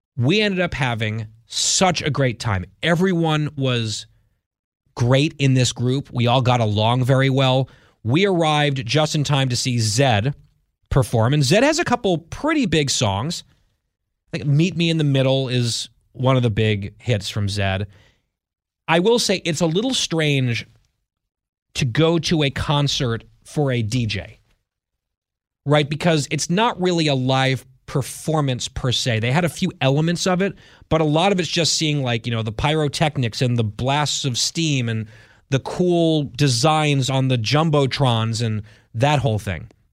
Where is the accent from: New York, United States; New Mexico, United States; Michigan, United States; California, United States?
New York, United States; the New York area, United States; moved away as an adult; I grew up in the New York area, didn't really have a team